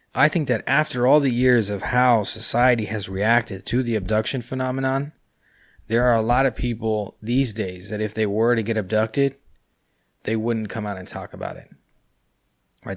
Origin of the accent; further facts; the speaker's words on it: California, United States; now in Buenos Aires, Argentina; I was born and raised in California. That's why, uh, I live in Buenos Aires, but my English is so, uh, is pretty good